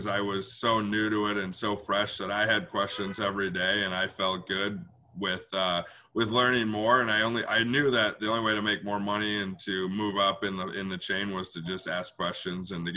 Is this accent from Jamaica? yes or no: no; Milwaukee, Wisconsin, United States; I'm born and raised in Bayview. So I'm back in my home neighborhood, in my little area in Milwaukee. But I've been here my whole life